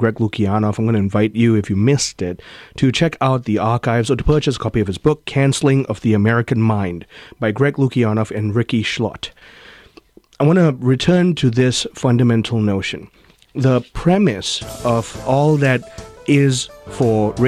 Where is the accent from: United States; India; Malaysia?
Malaysia; moved away; I was born and raised in Malaysia, where racism is constitutionally enshrined